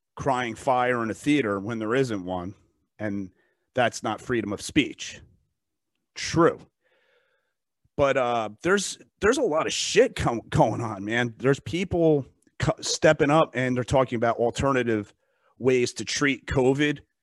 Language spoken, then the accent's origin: English; United States; I'm an American. I live in this country, I pay taxes